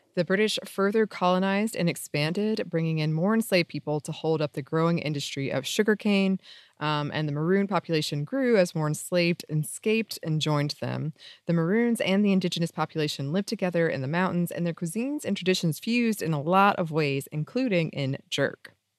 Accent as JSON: {"language": "English", "region": "North Georgia", "country": "United States", "tie": "born or raised there", "moved": "yes", "lives_now": "Atlanta, United States", "said": "my small North Georgia mountain town"}